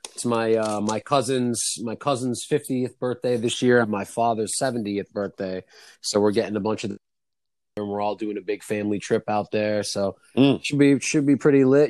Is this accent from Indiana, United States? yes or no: no; New York City, New York, United States; now in Upstate New York (Adirondack Mountains), United States; I'm, from there. I was born in Brooklyn